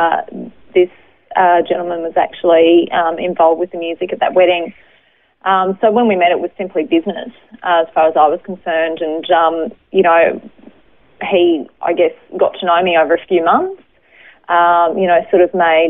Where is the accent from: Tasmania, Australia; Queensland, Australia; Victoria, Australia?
Queensland, Australia; Brisbane; I was born in Brisbane, lived over the north side of Brisbane in Hendra, so amongst all the horses over there, all horse trainers, grew up the youngest of four kids